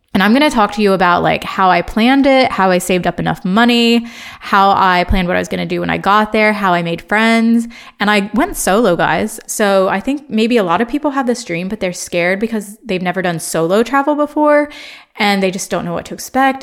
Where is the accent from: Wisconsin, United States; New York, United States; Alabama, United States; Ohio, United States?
Ohio, United States; born or raised there; accent: American; moved away as an adult; also born or lived in Chicago, United States; now in London, United Kingdom